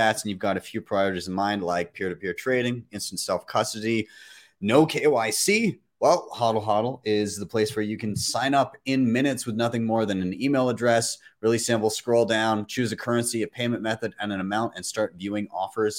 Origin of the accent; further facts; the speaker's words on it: Calgary, Alberta, Canada; my hometown, Calgary